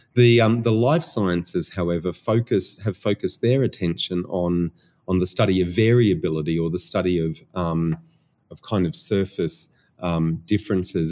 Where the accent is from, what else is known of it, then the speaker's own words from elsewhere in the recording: Australia; accent: Australian; my Australian accent